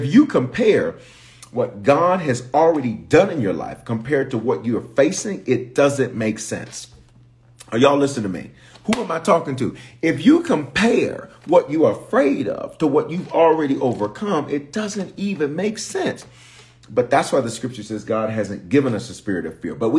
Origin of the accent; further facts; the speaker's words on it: Memphis, Tennessee, United States; also born or lived in Denver, Colorado; I was born in Denver, but reared in Memphis